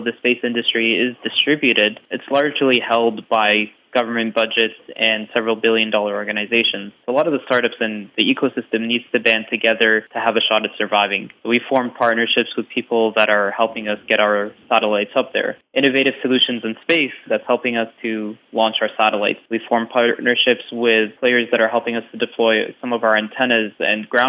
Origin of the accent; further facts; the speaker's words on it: Canada; As Canadians